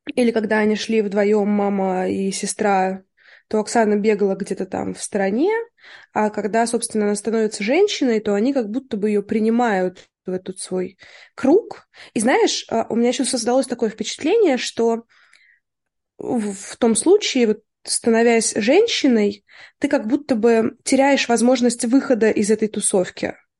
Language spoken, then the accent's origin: Russian; Tula Oblast, Russia; я росла в Тульской области